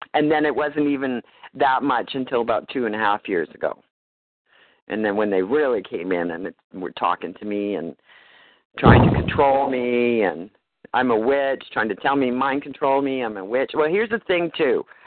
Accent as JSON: {"language": "English", "country": "Canada", "also_born_or_lived": "Nanaimo, British Columbia"}